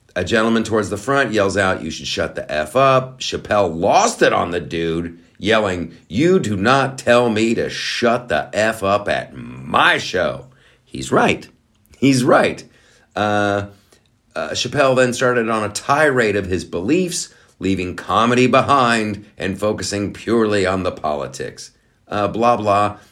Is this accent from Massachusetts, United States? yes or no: yes; Boston, Massachusetts, United States; we're all from Boston